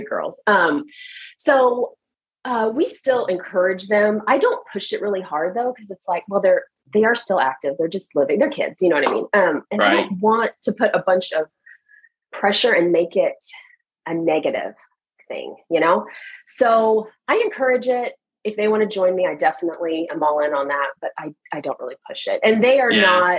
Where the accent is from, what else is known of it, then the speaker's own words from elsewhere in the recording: Oklahoma, United States; moved away as an adult; also born or lived in Germany / Hawaii / Japan / Utah; now in Northern Virginia, United States; I grew up in Oklahoma